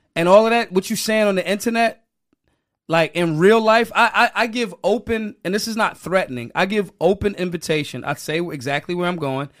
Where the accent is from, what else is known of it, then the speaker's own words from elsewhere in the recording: Philadelphia, Pennsylvania, United States; I'm from Philly. Philly people love the debauchery